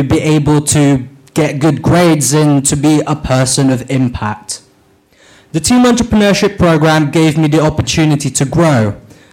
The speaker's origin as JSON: {"language": "English", "country": "Philippines", "tie": "born or raised there", "moved": "yes", "lives_now": "Bristol, United Kingdom", "said": "I was born in the Philippines, and I started to work at the age of 7 cleaning old bottles for reuse and packing rice cakes"}